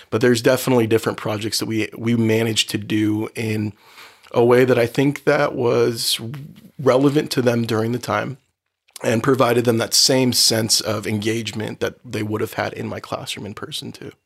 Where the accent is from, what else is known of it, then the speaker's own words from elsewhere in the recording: Oceanside, California, United States; also born or lived in Los Angeles County, California; I grew up in Oceanside